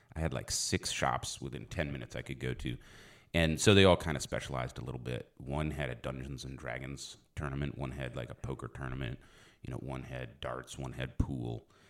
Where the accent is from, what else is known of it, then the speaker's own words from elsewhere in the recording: Philadelphia, Pennsylvania, United States; moved away; also born or lived in South Dallas, Texas; I was born in Philly